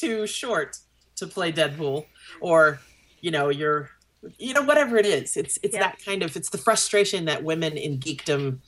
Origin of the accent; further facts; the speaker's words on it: Texas, United States; I'm from Texas